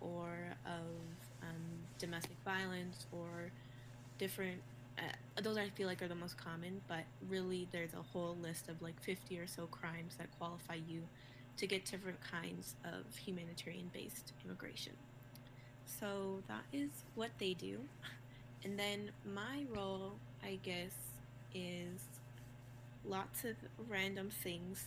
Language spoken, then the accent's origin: English; Albuquerque, New Mexico, United States; I am from Albuquerque, New Mexico. Well, I've lived here since I was seven. So I consider it my home.